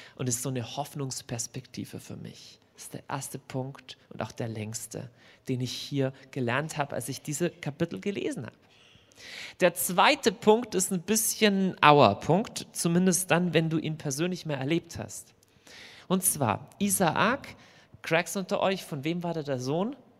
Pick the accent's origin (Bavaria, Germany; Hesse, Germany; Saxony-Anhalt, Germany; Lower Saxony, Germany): Bavaria, Germany; Lower; also born or lived in Munich; now in Augsburg, Germany; ich bin eigentlich groß geworden ähm, in, in, in, Niederbayern, also rechts unten in der Landkarte